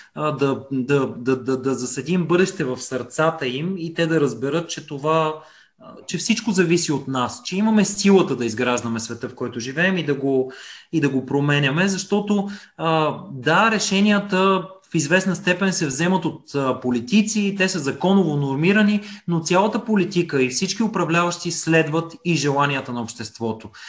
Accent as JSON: {"language": "Bulgarian", "town": "Gabrovo", "region": "Gabrovo Province", "country": "Bulgaria", "tie": "born or raised there", "said": "аз съм от Габрово и съм израснал по, по горите"}